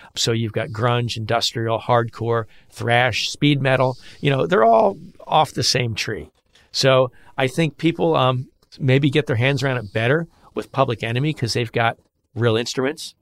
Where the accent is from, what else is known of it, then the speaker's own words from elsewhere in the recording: Philadelphia, Pennsylvania, United States; I'm from Philly